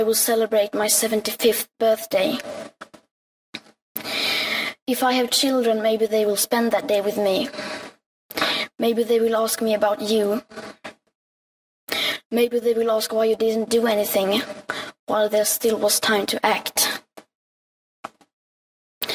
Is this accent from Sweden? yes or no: yes; Sweden; I am 15 years old and I'm from Sweden